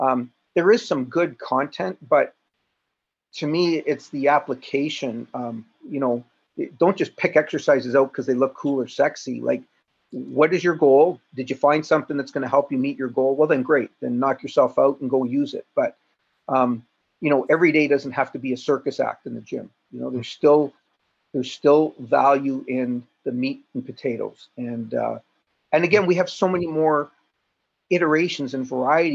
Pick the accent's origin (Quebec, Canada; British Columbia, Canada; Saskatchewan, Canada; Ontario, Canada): Ontario, Canada; Toronto; I'm from Toronto